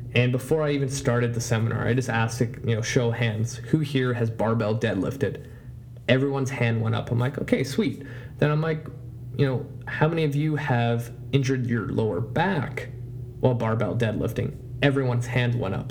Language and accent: English; Vancouver, British Columbia, Canada; I tell them I'm from Canada and I'll even say Vancouver